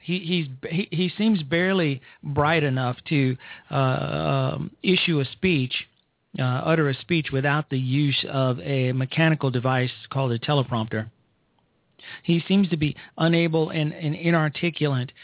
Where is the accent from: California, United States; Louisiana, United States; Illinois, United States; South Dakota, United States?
Illinois, United States; Chicago; I am from Chicago. I'm from the south side of Chicago